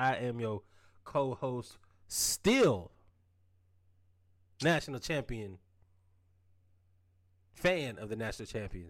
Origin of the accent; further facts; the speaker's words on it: Atlanta, Georgia, United States; I'm from Atlanta now.